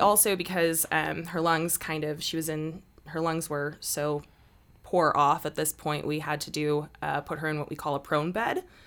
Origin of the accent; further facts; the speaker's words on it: Chicago, Illinois, United States; moved away as an adult; now in Salt Lake City, United States; I am originally from Chicago, Illinois. I've been out here in Salt Lake for about three years